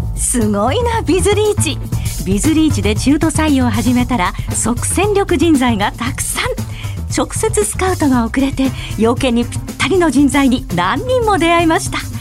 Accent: Sagamihara, Kanagawa, Japan; born or raised there

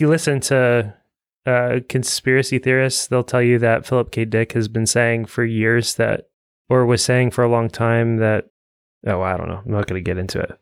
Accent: Evansville, Indiana, United States; I grew up in Evansville

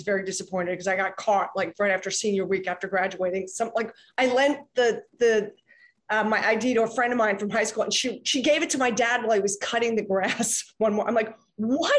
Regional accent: Philadelphia, Pennsylvania, United States; I'm from Philly

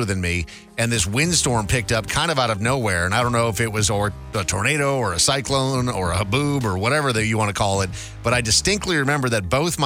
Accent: Minnesota, United States; growing up in Minnesota

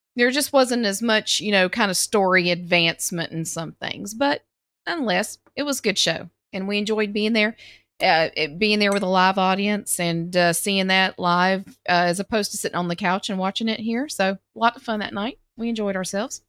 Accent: Southern, United States; accent: Southern; my Southern accent

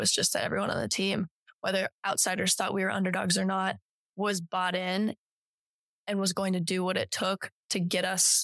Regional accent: Colorado, United States; moved away as an adult; also born or lived in Evanston, Illinois; now in Tuscaloosa, United States; I'm from Colorado, went to Northwestern, really close to Chicago

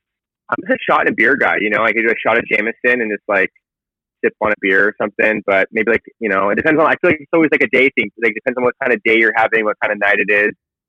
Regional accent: San Diego, California, United States; moved away as an adult; also born or lived in Hawaii; now in Los Angeles, United States; I grew up in, I'm from San Diego, grew up there majority of my life. I'm born and raised, in Hawaii when I was younger. So that's, you know, Hawaii to San Diego. And then now I currently live in Los Angeles, California.

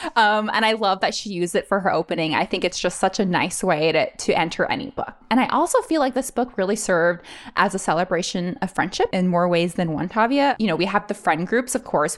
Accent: Honolulu, Hawaii, United States; moved away as an adult; now in San Francisco, United States; growing up in Honolulu, there's not, there's no publishing.

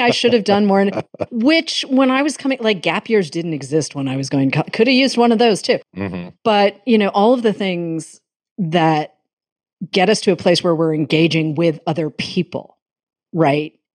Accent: Massachusetts, United States; growing up in Massachusetts

